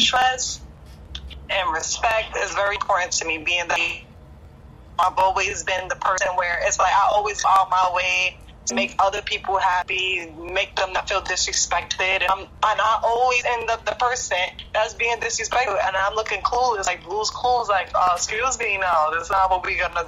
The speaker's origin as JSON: {"language": "English", "region": "New York", "country": "United States", "tie": "born or raised there", "lives_now": "Jersey City, United States", "said": "I'm 25. Mm-hmm. Born and raised in New York, but I live in Jersey City now."}